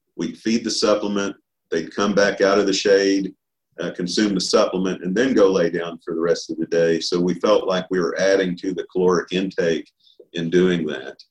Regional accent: Oklahoma, United States; also born or lived in Arkansas; I was born and raised here in Oklahoma, uh, just a little ways here from Stillwater

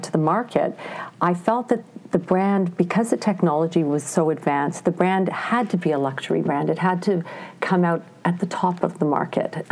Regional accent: Ontario, Canada; now in Montreal, Canada; I grew up in Ontario. I would say, you know, I call myself an English Canadian.

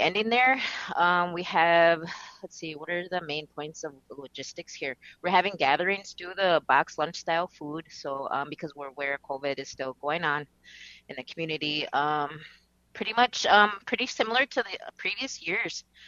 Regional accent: Minneapolis, Minnesota, United States; I was raised here in the Twin Cities area. Um, actually, I was born here in Minneapolis

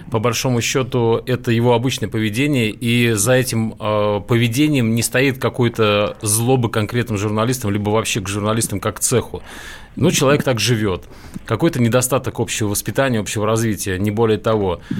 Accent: Chuvashia, Russia; moved away; я родом из Чуваши, вы... долго там жил и работал.

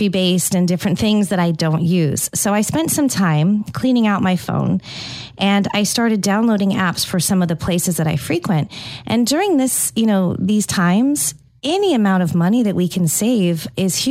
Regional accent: California, United States; moved away; also born or lived in Tampa, Florida; growing up in California, I spent all my time at Starbucks, especially in high school

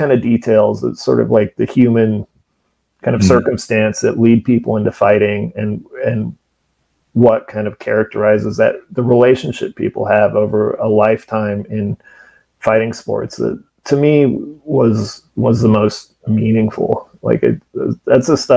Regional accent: Fresno, California, United States; Fresno, which is my hometown

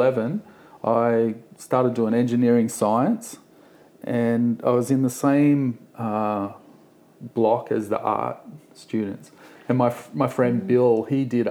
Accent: Sydney, New South Wales, Australia; I grew up here in Gaimier Bay.

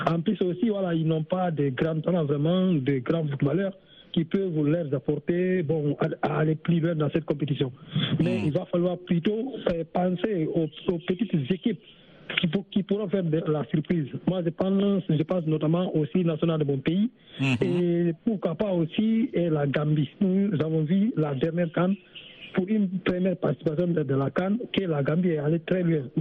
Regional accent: Guinea; now in Senegal; Le Sénégal, euh, c'est mon pays d'accueil. Voilà, mon pays natal, c'est la Guinée-Conakry.

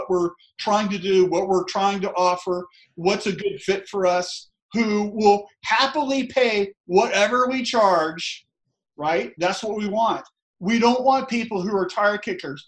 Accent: Tallahassee, Florida, United States; I'm from the South. I'm from Tallahassee, Florida

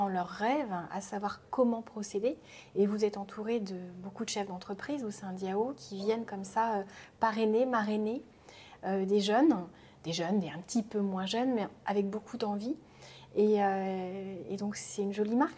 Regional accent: Rennes, Brittany, France; je suis rennaise, hein, très attachée à la Bretagne

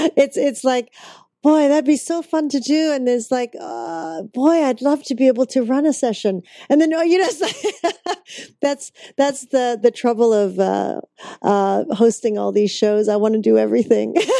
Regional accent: Vancouver, British Columbia, Canada; that's my hometown

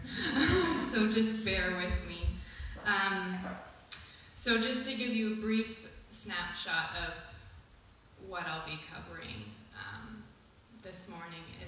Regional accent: Ontario, Canada; moved away as an adult; now in St. Stephen, Canada; I attended private Christian schools predominantly of the same denomination, from junior kindergarten in Ontario, that starts for me at the age of 3, through to grade 12

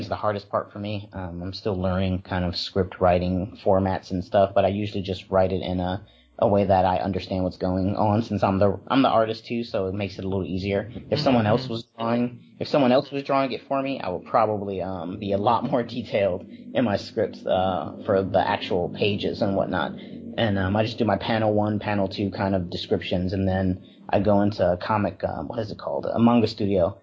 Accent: Wisconsin, United States; now in Los Angeles, United States; growing up in Wisconsin, it was primarily black, white, and Puerto Rican. So it wasn't actually until I moved out to Los Angeles

